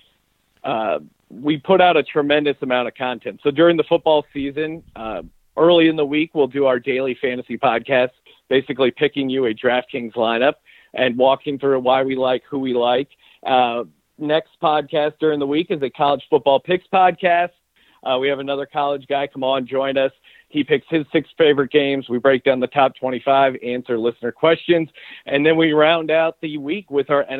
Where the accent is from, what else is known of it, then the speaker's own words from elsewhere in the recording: Pennsylvania, United States; moved away as an adult; now in Los Angeles, United States; I'm originally from Pennsylvania, but been out here in LA for a while